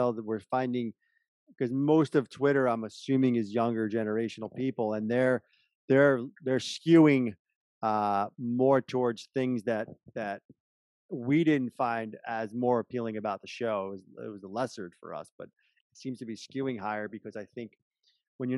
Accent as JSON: {"language": "English", "region": "New York", "country": "United States", "said": "we're from New York"}